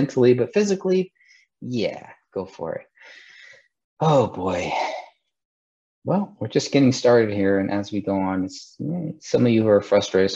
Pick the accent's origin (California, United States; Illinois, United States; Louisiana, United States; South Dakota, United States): California, United States; my home state in California